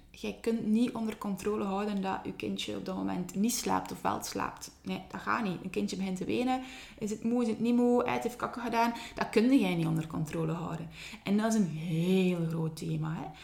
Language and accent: Dutch; Ghent, Flanders, Belgium; accent: Ghent; mijn Gens accent